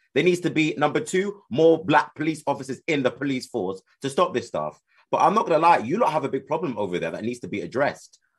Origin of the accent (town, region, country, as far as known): United Kingdom; accent: British